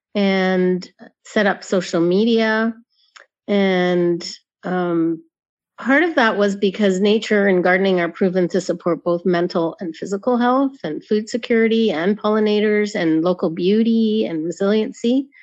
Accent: Middlesex County, Dorchester Swamp, Ontario, Canada; I grew up in Middlesex County in the Dorchester Swamp

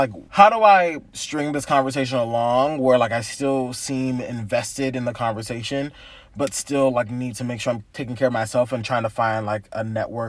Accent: California, United States; I'm like, oh, I'm from SoCal too. It's pretty dope.

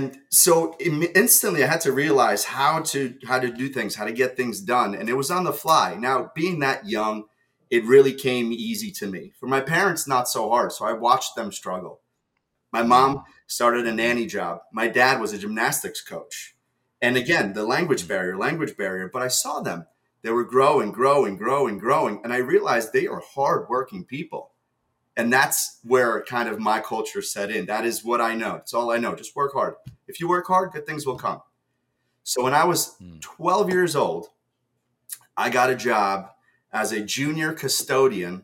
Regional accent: New Jersey, United States; English is a second language; also born or lived in Ukraine; I moved here to America from Ukraine when I was 7

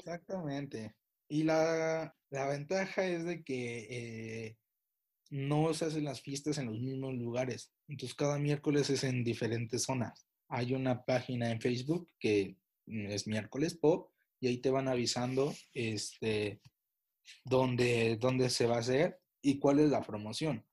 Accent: Pachuca, Hidalgo, Mexico; Soy de Pachuca

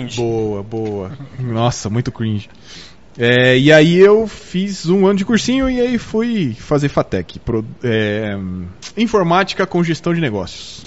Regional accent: São Paulo, Brazil; now in Botucatu, Brazil; Eu não sou de Botucatu, eu sou de São Paulo, mas eu me tornei botucudo.

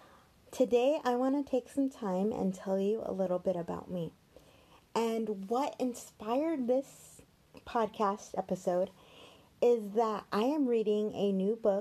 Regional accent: Glendale, California, United States; I was born in Glendale, California, but immediately transferred to Children's Hospital, Los Angeles, where I would spend the first 3 months of my life.

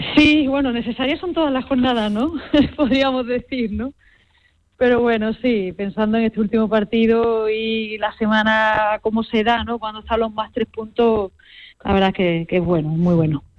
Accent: Málaga, Andalusia, Spain; moved away as an adult; also born or lived in Canada / United States; now in Huesca, Spain; vengo del sur. Yo, a ver, soy malagueña

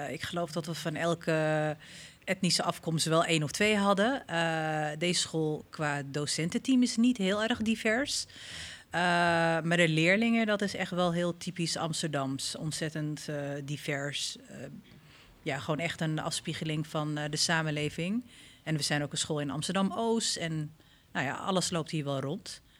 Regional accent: Somalia; now in Netherlands; ik kom oorspronkelijk uit Somalië.

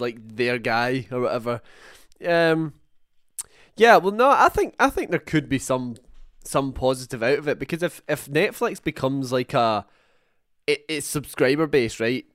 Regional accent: Scotland, United Kingdom; a couple of Scotsmen

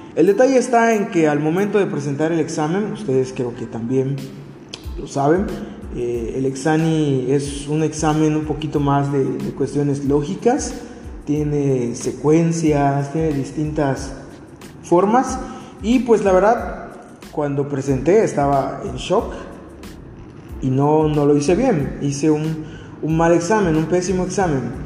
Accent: Mexico; como buen mexicano

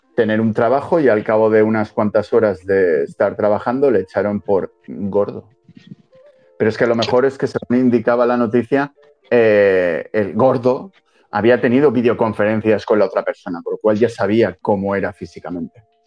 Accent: Spain; esto es España y somos españoles

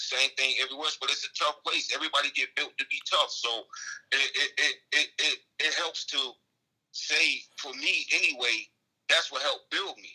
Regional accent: Newark, New Jersey, United States; also born or lived in Dade City, Florida; I grew up in Newark, New Jersey.

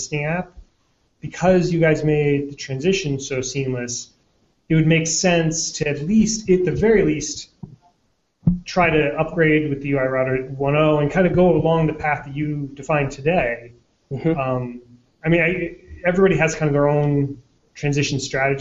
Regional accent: Boston, Massachusetts, United States; in Boston, my hometown

